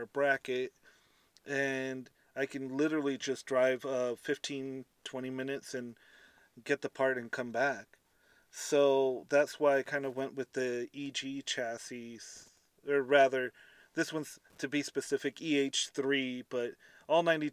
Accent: Southern California, United States; I'm from SoCal, so we don't understand this thing called rain

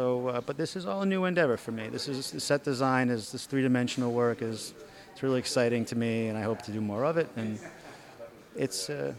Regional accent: Massachusetts, United States; moved away as an adult; now in Brooklyn, United States; Originally, I'm from Massachusetts. Yeah, and I've been in New York about 12, 13 years now.

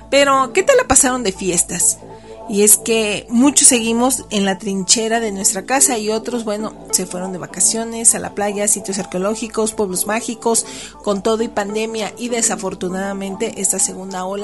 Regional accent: Mexico; Vaya, como mexicanos desde hace 15 años estamos inmersos en la guerra contra el narco que inició Calderón.

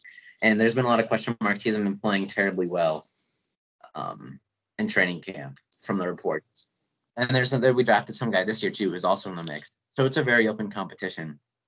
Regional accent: Pittsburgh, Pennsylvania, United States; born or raised there

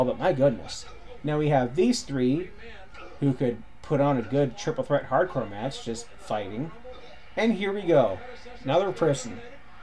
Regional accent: Cannington, Ontario, Canada; I was from Cannington.

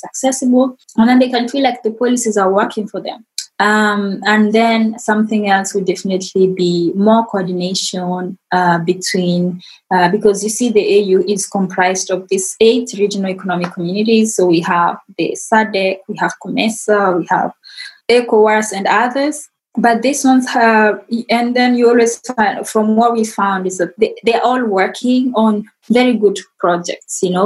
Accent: Kenya; moved away; as an African, as a Kenyan

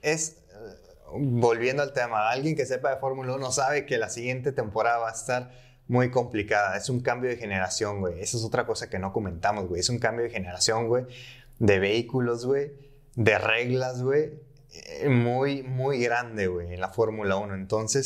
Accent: Mexico; Siendo mexicano

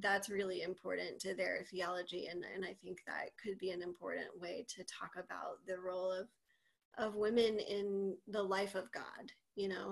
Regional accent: the South, United States; moved away as an adult; also born or lived in Boston; I am from the South, and I was living there for grad school

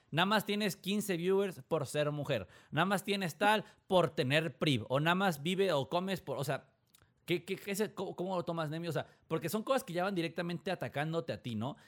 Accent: Mexico; accent: Mexican; yo lo digo siendo mexicano, digo, mi, acento en inglés, tengo inglés bueno, pero mi acento se nota así de que tú me escuchas es, mexa

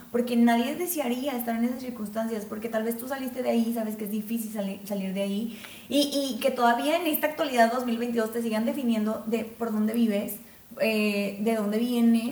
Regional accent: Mexico; somos mexicanos

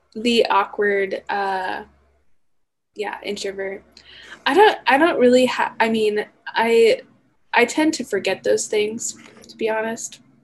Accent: Emmett, Idaho, United States; I'm from Emmett, which if you know where Emmett is, it's only like maybe a 40 minute drive from the campus.

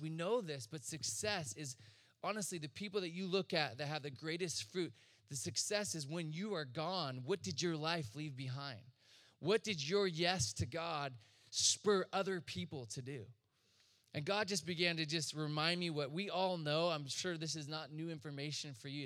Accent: Chico, California, United States; I'm from Northern California, Chico. And they just started a church in their living room with some friends. So I just grew up around ministry and all this

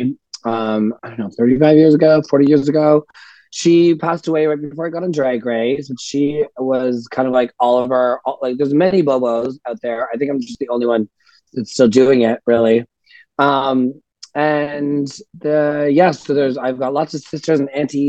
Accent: Ottawa, Ontario, Canada; I'm from Ottawa originally

